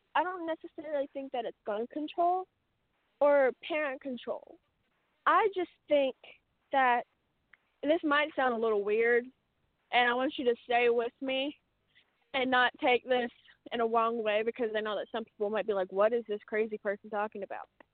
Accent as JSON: {"language": "English", "country": "United States"}